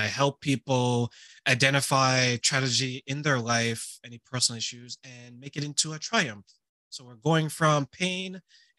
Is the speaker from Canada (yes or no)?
yes; Ontario, Canada; also born or lived in Montreal, Quebec; when we moved from Montreal, Quebec to Ontario, I was living with people who were relatively strangers to me